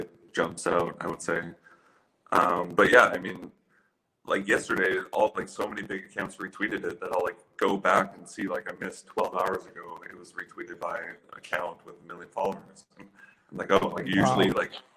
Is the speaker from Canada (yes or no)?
yes; Ottawa, Ontario, Canada; moved away as an adult; also born or lived in London, Ontario; I grew up in Ottawa. Like, my first 20 years of my life I spent in Ottawa